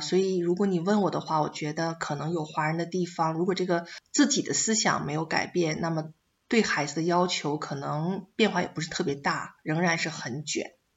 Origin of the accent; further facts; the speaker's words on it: China; moved away as an adult; now in Australia; 我们中国人